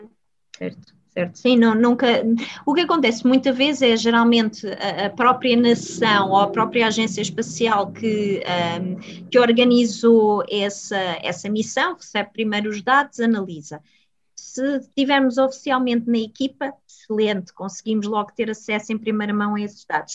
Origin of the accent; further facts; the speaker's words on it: Portugal; sou portuguesa, sou europeia